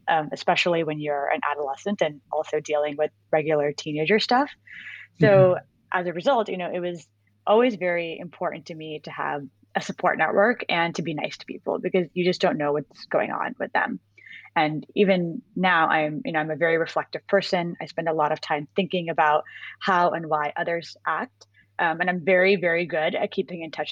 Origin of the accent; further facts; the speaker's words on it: Bay Area, California, United States; moved away as an adult; grew up in the Bay Area in California. I wasn't born there, but I spent most of my life there